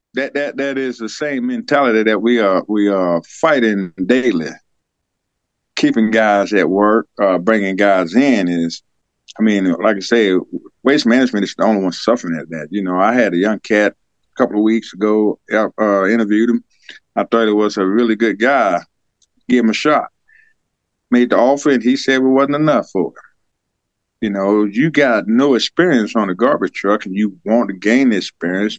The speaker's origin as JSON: {"language": "English", "town": "Senoia", "region": "Georgia", "country": "United States", "tie": "born or raised there", "also_born_or_lived": "Germany", "said": "I was born and raised right here in Georgia"}